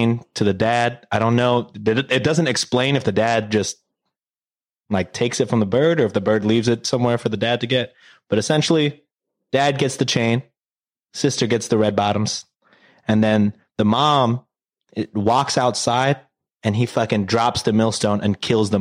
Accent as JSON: {"language": "English", "country": "United States", "tie": "born or raised there", "said": "I was born in America and I couldn't speak English"}